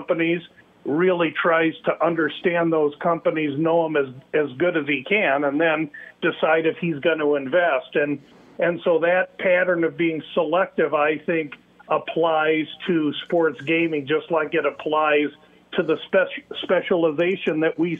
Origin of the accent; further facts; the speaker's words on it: Omaha, Nebraska, United States; And number two, I was raised in Omaha, Nebraska. And so I took much of my early business advice, like everyone in Omaha, Nebraska does